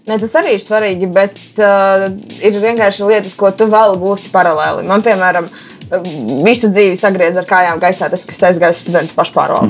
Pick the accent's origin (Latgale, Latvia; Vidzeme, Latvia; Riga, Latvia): Latgale, Latvia; Rēzekne; Es esmu meitene no Reizeknas